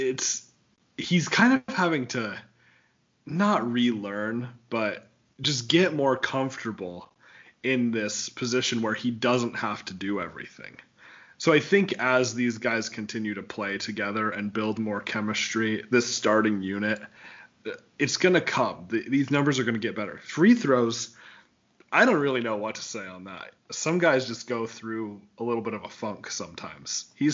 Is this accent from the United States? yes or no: yes; Wyoming, United States; growing up in Wyoming